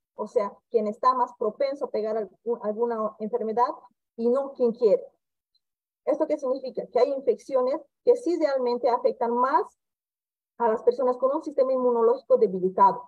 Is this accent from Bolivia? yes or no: yes; Bolivia; now in Campo Grande, Brazil; soy médica boliviana, ejerzo mi especialidad como infectóloga aquí en el Brasil, en el estado de Mato Grosso do Sul, en la ciudad de Campo Grande